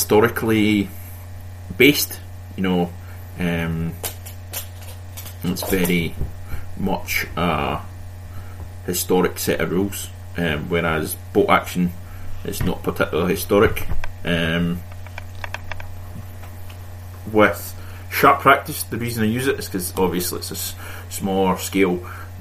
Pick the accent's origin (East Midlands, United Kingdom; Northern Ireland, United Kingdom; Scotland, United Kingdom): Scotland, United Kingdom; me being Scottish